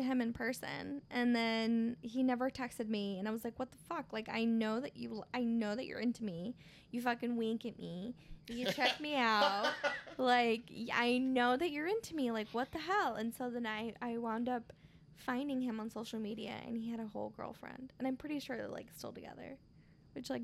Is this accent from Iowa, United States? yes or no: yes; Marshalltown, Iowa, United States; also born or lived in Michoacán, Mexico (family home state); my hometown, Marshtown